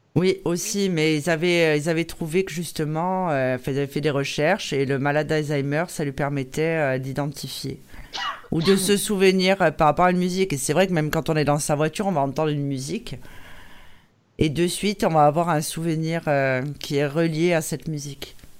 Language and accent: French; Corsica, France; nous en Corse